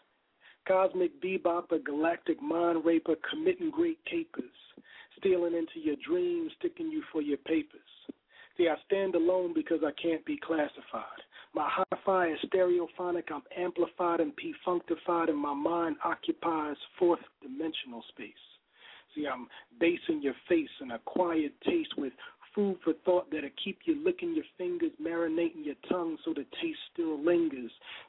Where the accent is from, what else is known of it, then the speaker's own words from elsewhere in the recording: Chicago, Illinois, United States; I'm from Chicago